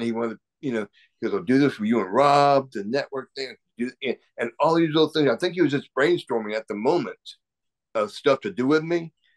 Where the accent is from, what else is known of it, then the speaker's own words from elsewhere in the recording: Savannah, Georgia, United States; my hometown, Savannah, Georgia.